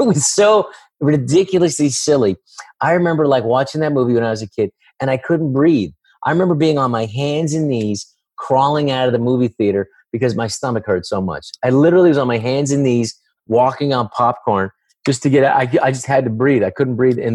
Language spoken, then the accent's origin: English; San Francisco, California, United States; I grew up in San Francisco